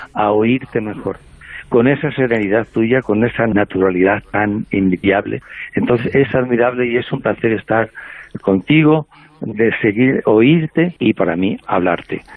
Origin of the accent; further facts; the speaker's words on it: El Bierzo, Castile and León, Spain; moved away; llego a Drielzo, cada vez que llego allí, a, a mi pueblo, y veo el escenario de la infancia